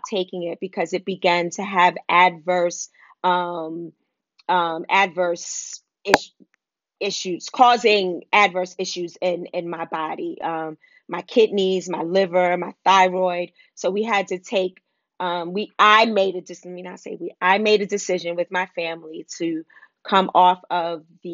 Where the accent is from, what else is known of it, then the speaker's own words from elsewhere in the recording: New York City, New York, United States; growing up in Wagner Projects in Harlem